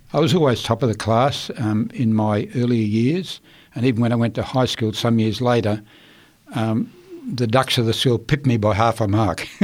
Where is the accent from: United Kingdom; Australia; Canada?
Australia; Queensland; also born or lived in Rockhampton, Queensland / Chinchilla, Queensland; I was born in Rockhampton, Queensland, in uh, 1940